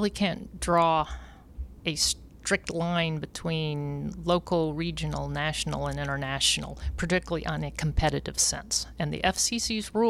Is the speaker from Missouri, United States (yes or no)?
yes; Jefferson City, Missouri, United States; my hometown, Jefferson City, Missouri